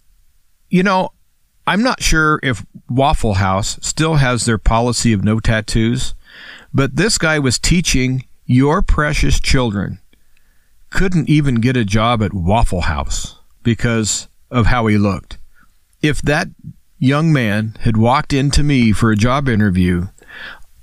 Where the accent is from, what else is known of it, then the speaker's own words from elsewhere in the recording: United States; I'm an American, and I'm a free American.